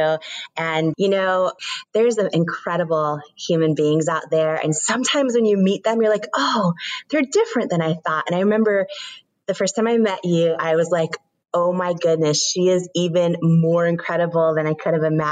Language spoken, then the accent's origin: English; Washington, United States; I grew up in Washington State